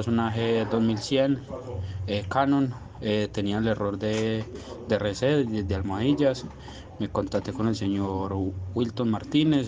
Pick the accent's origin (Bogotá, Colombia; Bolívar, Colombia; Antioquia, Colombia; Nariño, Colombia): Antioquia, Colombia; Andes; soy del municipio de Andes, eh, Antioquia